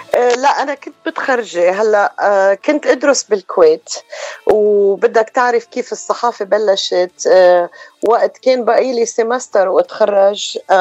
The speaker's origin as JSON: {"language": "Arabic", "town": "Beirut", "region": "Beirut Governorate", "country": "Lebanon", "moved": "as an adult", "lives_now": "Los Angeles, United States", "said": "أنا من رأس بيروت وأمي من حلب وصار لي بلوس أنجلوس آه، هاي 31 سنة تقريبا"}